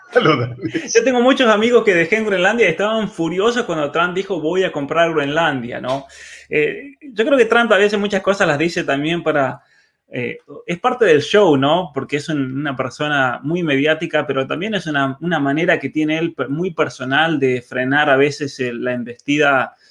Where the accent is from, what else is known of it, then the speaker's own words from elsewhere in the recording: San Juan, Argentina; now in Canada; Yo nací en, San Juan y, bueno, ya los caminos de la vida me, trajeron hasta, hasta Canadá